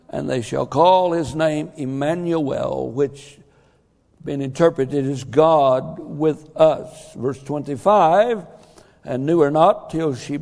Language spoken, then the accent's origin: English; Texas, United States; I'm a Texan